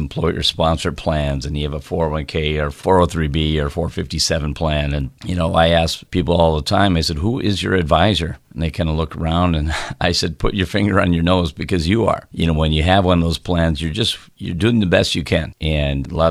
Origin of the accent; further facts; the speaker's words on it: Midwest, United States; I grew up in the Midwest